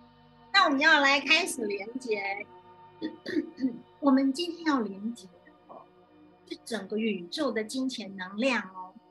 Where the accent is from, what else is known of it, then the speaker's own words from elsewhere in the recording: China; 我们哈，我们中国人很讲究风水，对不对？